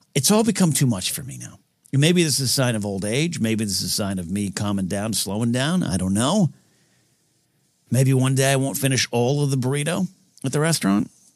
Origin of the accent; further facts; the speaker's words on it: San Luis Obispo, California, United States; moved away as an adult; also born or lived in Shell Beach; now in Los Angeles, United States; there was a deli, uh, like a sandwich place back in my hometown that I loved when I was there in the nineties. Then I moved to L